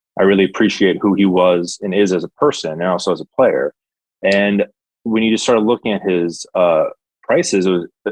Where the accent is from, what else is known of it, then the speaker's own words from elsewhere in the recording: New York, United States; I'm from New York, so I grew up a Giants fan